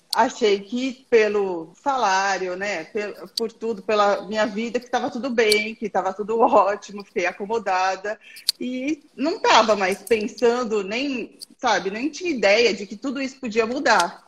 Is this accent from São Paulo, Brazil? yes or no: yes; São Paulo, Brazil; eu sou aqui de São Paulo